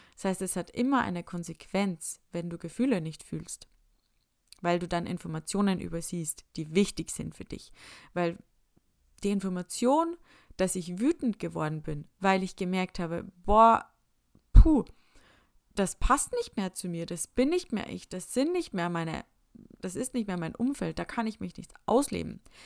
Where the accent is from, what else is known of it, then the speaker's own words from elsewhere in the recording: Upper Austria, Austria; moved away; bin ich heimgefahren nach Oberösterreich in meine Heimat